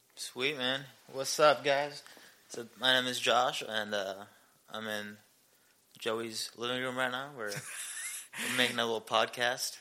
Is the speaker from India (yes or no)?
yes; India; moved away as an adult; also born or lived in Seoul, South Korea / Ankeny, Iowa; now in Belton, Missouri, United States; I grew up in India my whole life